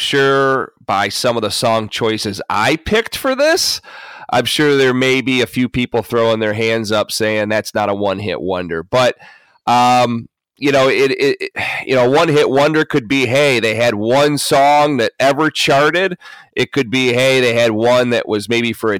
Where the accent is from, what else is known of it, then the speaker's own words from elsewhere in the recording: Oxford, United States; growing up in Oxford in the 90s